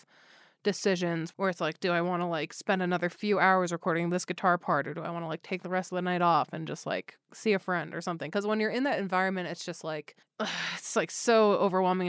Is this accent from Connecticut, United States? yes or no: yes; Connecticut, United States; also born or lived in New York; I grew up in Connecticut where it's like the New York Times is your main newspaper